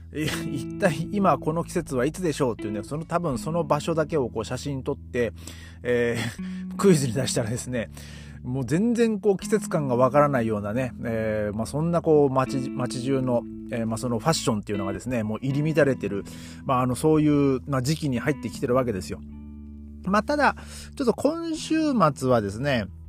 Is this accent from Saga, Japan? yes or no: no; Hachinohe, Aomori, Japan; now in Germany; 僕の地元と、えー、青森県の八戸市